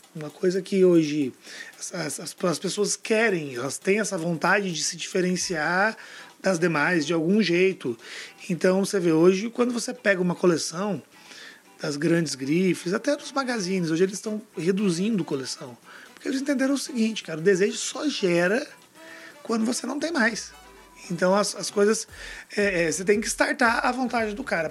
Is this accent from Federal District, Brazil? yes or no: yes; Brasília, Federal District, Brazil; todo mundo sabe que eu sou de Brasília